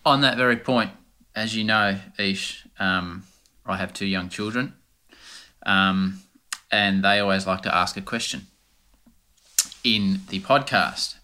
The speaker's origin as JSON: {"language": "English", "country": "Australia", "accent": "rough Australian", "said": "my rough Australian accent"}